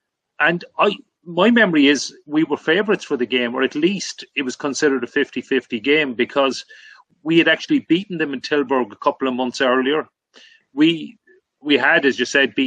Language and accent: English; Limerick, Munster, Ireland; Limerick, my hometown